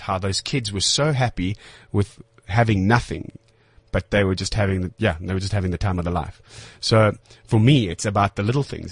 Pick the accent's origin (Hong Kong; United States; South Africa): South Africa; I'm a South African actor